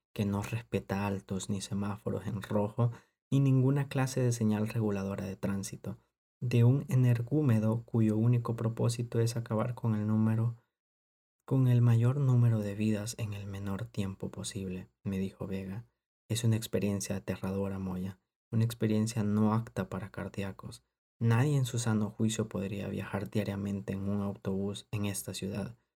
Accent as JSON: {"language": "Spanish", "country": "El Salvador", "said": "somos tan fanáticos como salvadoreños"}